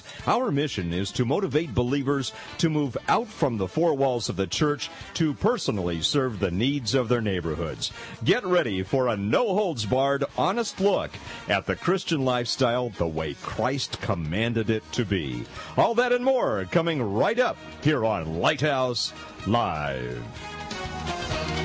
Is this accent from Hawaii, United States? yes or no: no; Pasadena, California, United States; moved away as an adult; also born or lived in Sacramento, United States; now in Modesto, United States; I grew up in Pasadena and thought I'd never leave the L.A. area, San Gabriel Valley